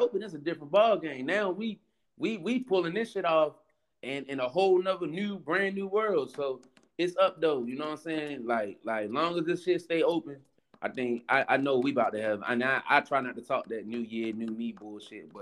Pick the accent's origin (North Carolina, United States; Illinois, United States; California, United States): North Carolina, United States; moved away; also born or lived in Baltimore / DC area; I was raised in North Carolina. So when I got here and started hanging out in between DC and Baltimore